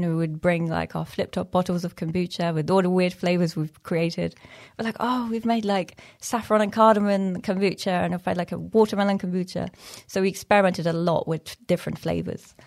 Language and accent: English; Iran; moved away; also born or lived in Afghanistan; Originally, I'm from Afghanistan, And I grew up in Iran